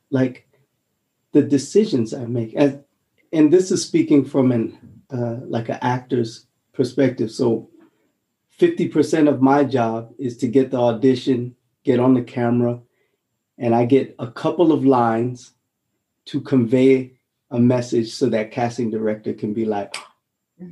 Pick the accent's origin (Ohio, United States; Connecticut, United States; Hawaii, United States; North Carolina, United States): Hawaii, United States; Honolulu; now in Germany; I'm I'm from Hawaii, Honolulu, a little rock mm. called Aha, Oahu